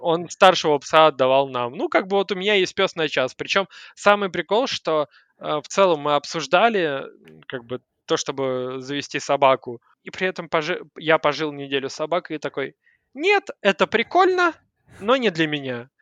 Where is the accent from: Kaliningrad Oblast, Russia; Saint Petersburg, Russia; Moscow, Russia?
Moscow, Russia; я москвич, который хочет свалить.